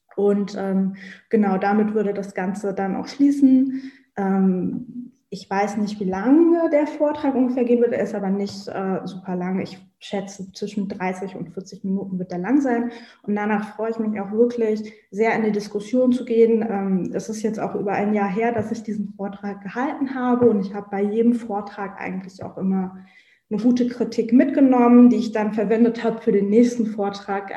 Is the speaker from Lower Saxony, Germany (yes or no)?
yes; Hanover, Lower Saxony, Germany; ich komme aus Hannover